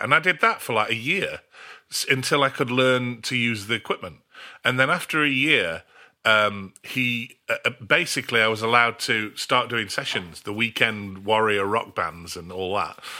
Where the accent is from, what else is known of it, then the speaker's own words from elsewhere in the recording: Australia; moved away; also born or lived in North of England; I grew up in Australia. My parents emigrated when I was, uh, three